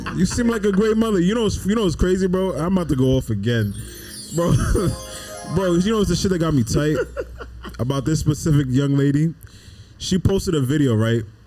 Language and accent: English; New York City, New York, United States; I'm from the Bronx